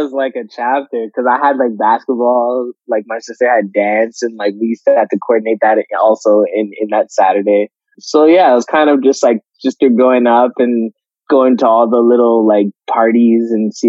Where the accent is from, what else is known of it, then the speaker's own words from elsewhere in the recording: Nigeria; And us being Nigerian, you guys being Nigerian